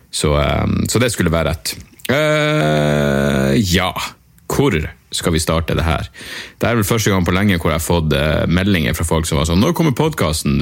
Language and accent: Norwegian; Narvik, Nordland, Norway; jeg er fra Narvik